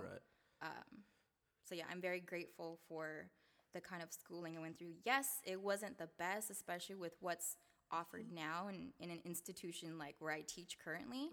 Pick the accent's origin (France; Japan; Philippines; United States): United States; Seattle, Washington; also born or lived in Salt Lake City, Utah; I was born in Salt Lake City, Utah, um, but I moved to Seattle when I was two, so I've been here all my life